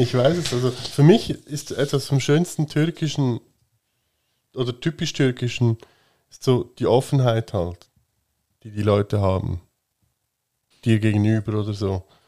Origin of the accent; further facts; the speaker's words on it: Switzerland; dass wir hier geboren sind